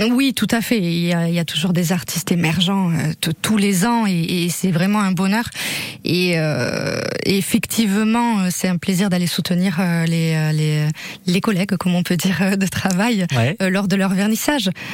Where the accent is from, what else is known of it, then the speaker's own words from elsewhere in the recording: Basque Country, Nouvelle-Aquitaine, France; also born or lived in Dax, Landes; je suis née euh, dans les Landes à Dax et j'ai passé la, la, une, la plupart de, de, mes années de vie, en tout cas, euh, ici au Pays Basque